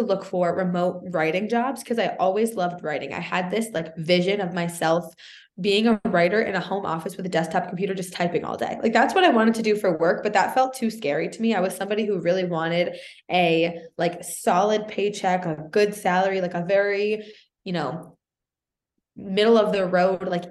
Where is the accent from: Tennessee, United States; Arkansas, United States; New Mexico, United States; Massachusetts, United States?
Massachusetts, United States; Boston; also born or lived in Canada; I'm from Boston